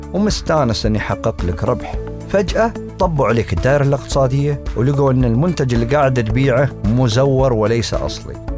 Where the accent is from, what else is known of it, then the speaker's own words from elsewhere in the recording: United Arab Emirates; عندنا في الإمارات